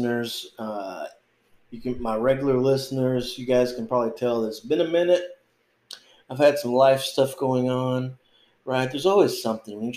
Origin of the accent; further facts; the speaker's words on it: North Texas, United States; moved away as an adult; also born or lived in Oregon; It's a little bit hot here in North Texas.